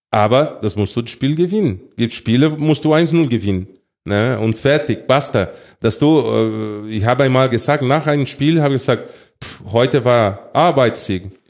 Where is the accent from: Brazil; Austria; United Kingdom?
Brazil; German is a second language; moved away; also born or lived in Munich, Germany; Also klar, Brasilien, äh, bin aufgewachsen in Brasilien, in Brasilien geboren, aber die Zeit, dass ich hier in Deutschland gelebt habe äh, und sogar in München, das sechs Jahren war, es war sehr schön.